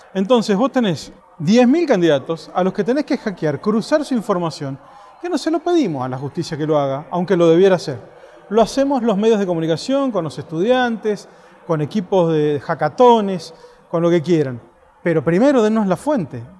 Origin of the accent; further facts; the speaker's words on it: Mendoza, Argentina; yo soy de Mendoza, una provincia donde se habla solo de la vitivinicultura